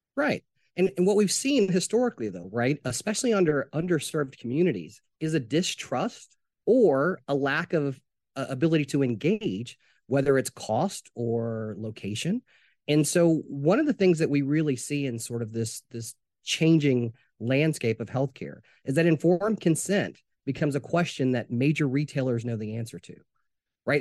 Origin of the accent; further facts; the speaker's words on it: Jonesboro, Arkansas, United States; now in Atlanta, United States; I'm originally from Jonesboro, Arkansas